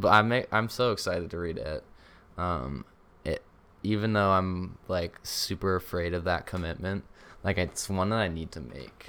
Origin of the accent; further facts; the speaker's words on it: Rhode Island, United States; Rhode Island